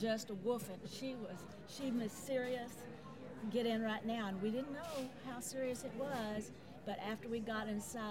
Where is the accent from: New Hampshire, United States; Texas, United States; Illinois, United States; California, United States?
Texas, United States; Austin; I grew up right up the street from Barton Springs